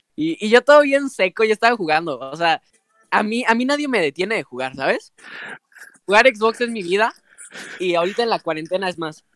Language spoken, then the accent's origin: Spanish; Mexico; nosotros, que somos mexicanos